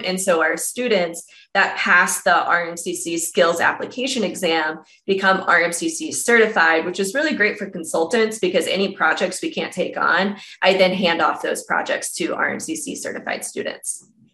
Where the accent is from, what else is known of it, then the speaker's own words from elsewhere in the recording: Columbus, Ohio, United States; moved away as an adult; now in Denver, United States; Out of Denver, but originally from Columbus, Ohio